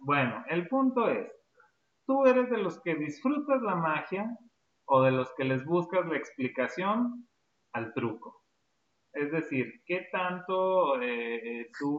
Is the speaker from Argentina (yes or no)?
no; Durango, Mexico; Nosotros somos hermanos, este, somos de México, específicamente acá de la, de la ciudad de Durango